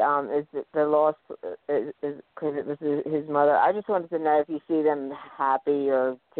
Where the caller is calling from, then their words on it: Philadelphia, Pennsylvania, United States; I'm calling from Philadelphia, Pennsylvania.